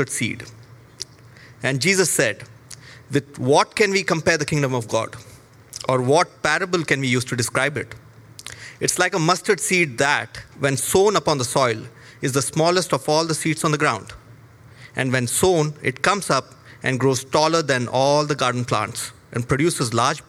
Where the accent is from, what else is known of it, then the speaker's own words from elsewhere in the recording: India; moved away as an adult; now in Toronto, Canada; I come from India. And I came to Canada in July 2019